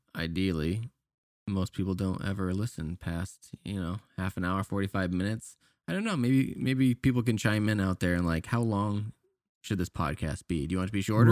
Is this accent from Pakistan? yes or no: no; Canada; moved away; I'm Canadian